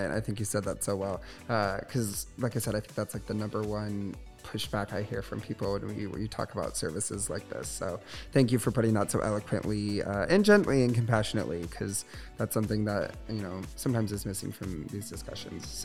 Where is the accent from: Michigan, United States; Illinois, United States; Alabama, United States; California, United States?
Michigan, United States; because I moved here from Southwest Michigan, which is very small, very conservative.